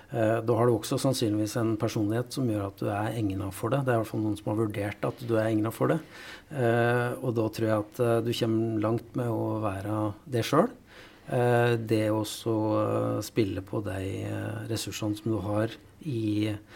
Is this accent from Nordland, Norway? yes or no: no; Valdres, Innlandet, Norway; moved away; jeg er jo fra Valdres opprinnelig